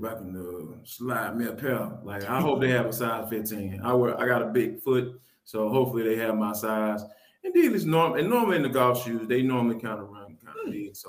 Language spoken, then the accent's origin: English; Atlanta, Georgia, United States; I am born and raised in Atlanta